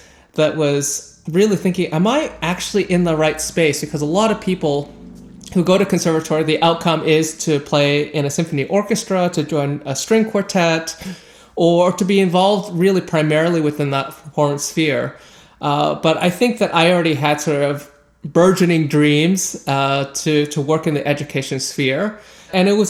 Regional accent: Canada; a Canadian who's working within this intersection of classical music and social justice

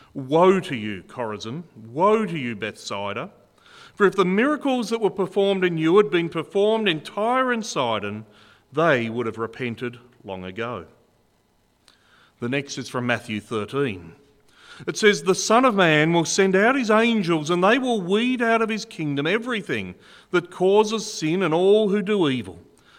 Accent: Burnie, Tasmania, Australia; also born or lived in Penguin; I was actually born in Burnie, and I grew up in Burnie and in Penguin till I was about 18 years old, so I know this part of the world very well.

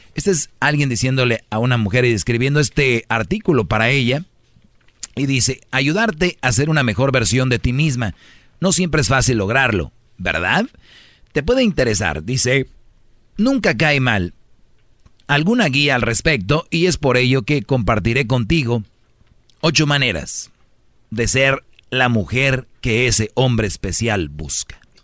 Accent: Monterrey, Nuevo León, Mexico; yo soy de Monterrey

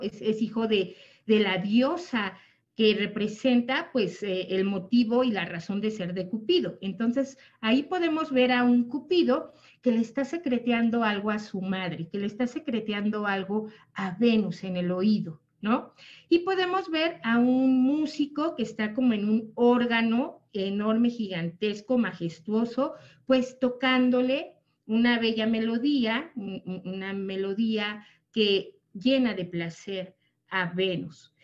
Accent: Mexico; nosotros los mexicanos

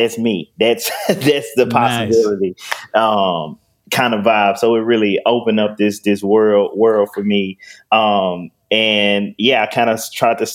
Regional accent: Memphis, Tennessee, United States; I'm born and raised in North Memphis, Tennessee

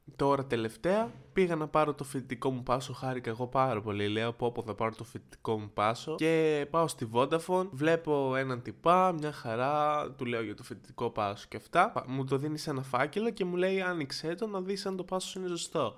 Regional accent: Kavala, Eastern Macedonia and Thrace, Greece; ήθελα να είμαι γνωστό στην πόλη μου, στην Καβάλα

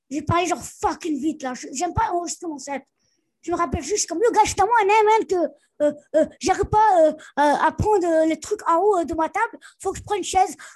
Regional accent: Montreal, Quebec, Canada; Elle me dit, oh, tu viens d'où, toi Là, je suis comme, Montréal, même.

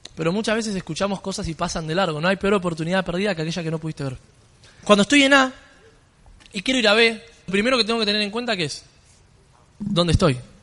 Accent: Buenos Aires, Argentina; Vengo desde Argentina, yo soy allá, de Buenos Aires

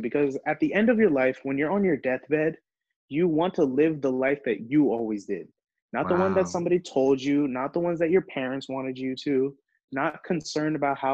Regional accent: Maryland, United States; first language Hindi; English is a second language; also born or lived in New Jersey; still shout out the DMV, still from Maryland. You know, that's my hometown

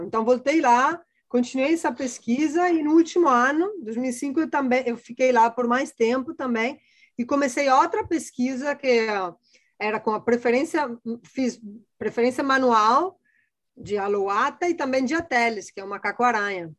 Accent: Padua, Veneto, Italy; Portuguese is a second language; moved away as an adult; also born or lived in Copenhagen, Denmark; now in Rio de Janeiro, Brazil; eu sou italiana, eu sou de, da cidade de Pádua, no norte da Itália bem pertinho de Veneza. Né? Então, eu nasci lá, minha família toda está lá ainda. Eu morei lá basicamente até 2003

